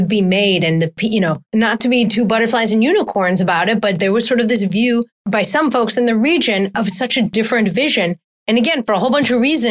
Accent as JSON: {"language": "English", "region": "Wisconsin", "country": "United States", "tie": "born or raised there", "said": "I grew up in Wisconsin"}